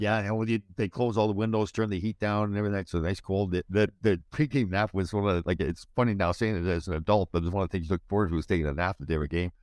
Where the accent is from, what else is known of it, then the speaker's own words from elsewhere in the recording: Brampton, Ontario, Canada; I grew up in Brampton, not too far away from you.